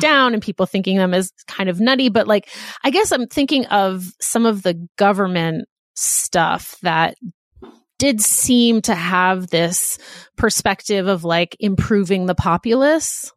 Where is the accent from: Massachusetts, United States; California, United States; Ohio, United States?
Massachusetts, United States; Boston; we are also from Boston